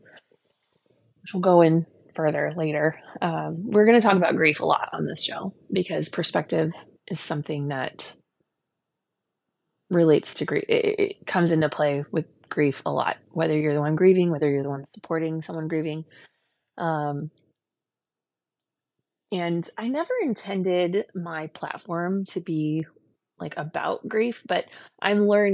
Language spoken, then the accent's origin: English; Lake Elsinore, California, United States; also born or lived in Long Beach, California; now in Boston, United States; I grew up in a very small town at the time. It's not a small town anymore. But at the time in a very small town called Lake Elsinore